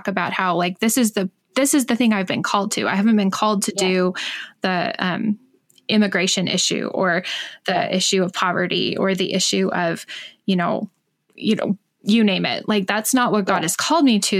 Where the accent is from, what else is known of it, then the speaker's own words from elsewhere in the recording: United States; now in Alberta, Canada; I'm an American, but I do live in Canada. I'm up here in Alberta.